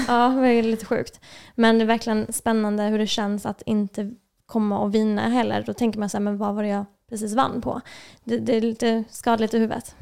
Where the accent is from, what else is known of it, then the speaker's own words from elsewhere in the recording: Lund, Skåne, Sweden; moved away as an adult; also born or lived in Serbia; now in Stockholm, Sweden; jag kommer ursprungligen från Lund